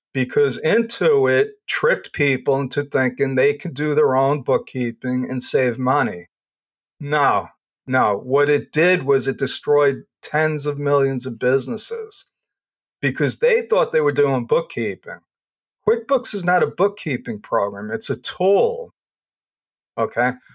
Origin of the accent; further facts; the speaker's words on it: Long Island, New York, United States; also born or lived in Brooklyn; I grew up on Long Island